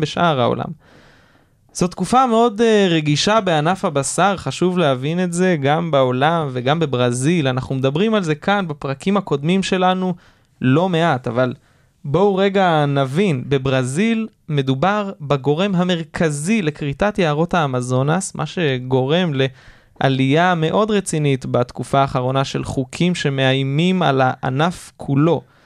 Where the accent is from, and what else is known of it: Israel